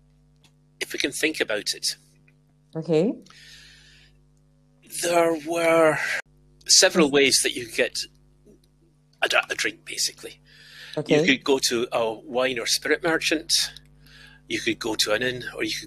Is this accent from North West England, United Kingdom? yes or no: no; Dunbar, Scotland, United Kingdom; I'm from Dunbar, where I was born and brought up